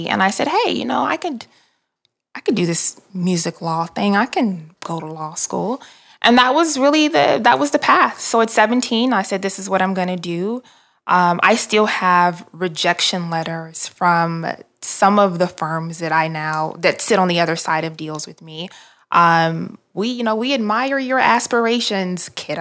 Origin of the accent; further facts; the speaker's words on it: Detroit, Michigan, United States; moved away; also born or lived in Atlanta; grew up in Detroit, and my parents and I moved to Atlanta in 1997